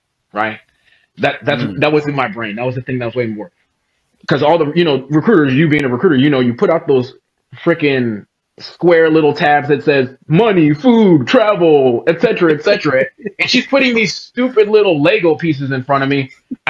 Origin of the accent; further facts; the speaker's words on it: Newark, New Jersey, United States; born there; so I was born in Newark, New Jersey, former murder capital across the bridge from New York.